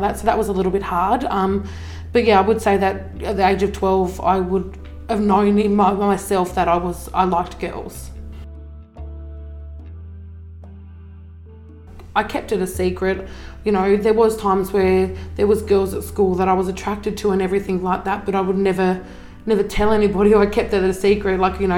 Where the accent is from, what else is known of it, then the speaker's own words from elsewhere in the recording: northwest coast of Tasmania, Australia; also born or lived in Zeehan, Tasmania / Queensland; So I lived in Zeehan until I was about six. Moved up to the northwest coast, lived up here most of my life up until I was about, I think, 13. Lived in Queensland for a couple of years as well, so moved up there when I was 13 up until I was like 17